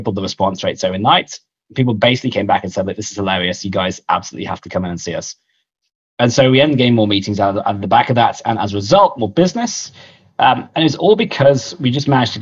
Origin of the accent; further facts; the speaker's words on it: United Kingdom; moved away as an adult; also born or lived in London; now in Australia; I'm actually British originally, or POM as they call us here in Australia. Moved out here 11 years ago as a younger man